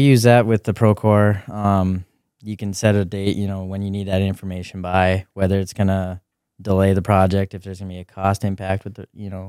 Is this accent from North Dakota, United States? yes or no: yes; Grand Forks, North Dakota, United States; lived in Grand Forks for, for a while, moved east, Grand Forks, Uh, I think I was in fourth grade at that, that time